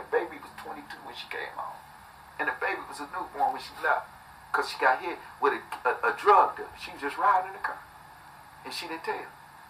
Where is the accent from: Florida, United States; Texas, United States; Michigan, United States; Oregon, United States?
Michigan, United States; Detroit; I'm from Detroit, Flint, however you want to put it.